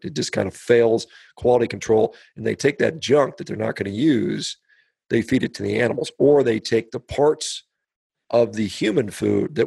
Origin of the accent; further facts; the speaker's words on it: United States; as an American